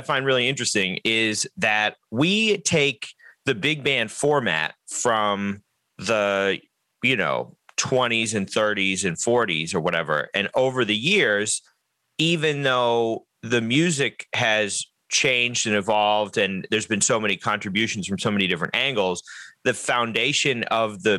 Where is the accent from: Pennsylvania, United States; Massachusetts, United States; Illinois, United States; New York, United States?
Massachusetts, United States; Newburyport; I'm from Newburyport